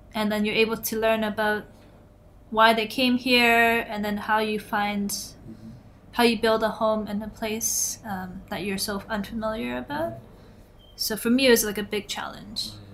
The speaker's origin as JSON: {"language": "English", "town": "Toronto", "region": "Ontario", "country": "Canada", "said": "I'm from Toronto, Canada, mm. and downtown Toronto."}